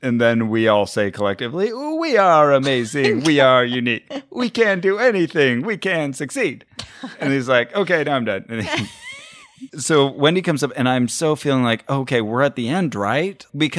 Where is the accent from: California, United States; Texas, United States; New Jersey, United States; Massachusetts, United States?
California, United States; Burbank; I don't know, I'm from Burbank.